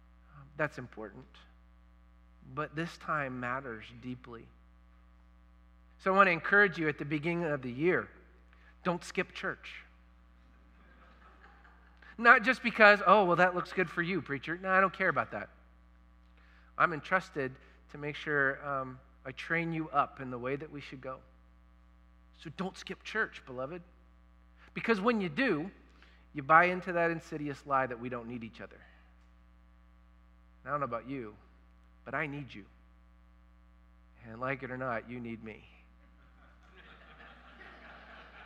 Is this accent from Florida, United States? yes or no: yes; Florida, United States; moved away; also born or lived in Louisville, Kentucky; I am from Florida